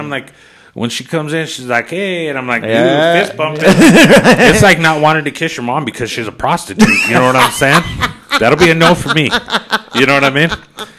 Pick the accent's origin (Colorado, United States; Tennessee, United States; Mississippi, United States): Colorado, United States; I'm from Colorado.